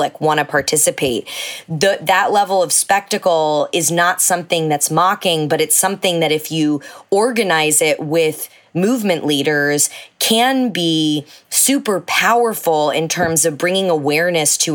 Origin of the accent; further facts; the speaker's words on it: Texas, United States; growing up in evangelical Texas